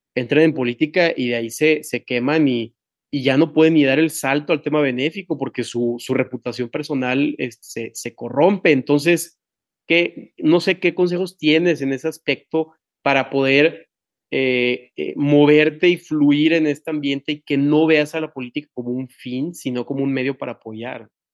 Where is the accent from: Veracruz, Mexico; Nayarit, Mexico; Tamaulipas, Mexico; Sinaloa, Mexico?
Tamaulipas, Mexico; Tampico; now in Monterrey, Mexico; yo soy de Tampico y vivo en Monterrey y, y mi, no sé, soy, ah, soy muy orgulloso de ser de Tamaulipas